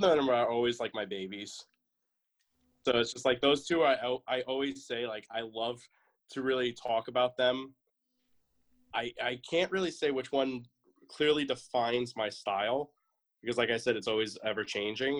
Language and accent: English; New York, United States; moved away as an adult; now in Atlanta, United States; I'm originally from New York, and I moved down to Georgia about a year ago. I'm in the uh, the northern Atlanta area